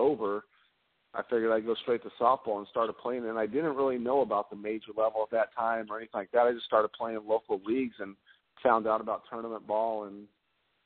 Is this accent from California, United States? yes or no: yes; San Jose, California, United States; also born or lived in Idaho; I grew up in California, and in Northern California, around the San Jose area